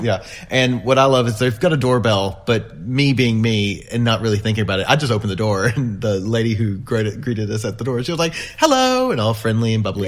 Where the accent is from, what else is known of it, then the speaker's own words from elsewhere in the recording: United States; being very American